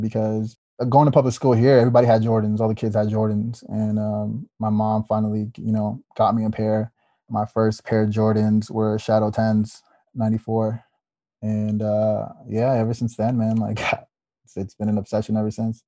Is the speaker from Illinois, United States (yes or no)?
yes; Chicago, Illinois, United States; also born or lived in El Salvador; growing up in Chicago, like, in a, especially, like, in the neighborhoods here, basketball was, like, everywhere